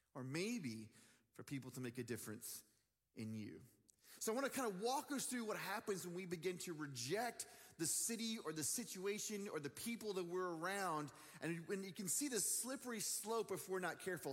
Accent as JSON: {"language": "English", "town": "Dallas", "region": "Texas", "country": "United States", "tie": "born or raised there", "also_born_or_lived": "Michigan", "said": "I'm living in Dallas, Texas. It's my hometown"}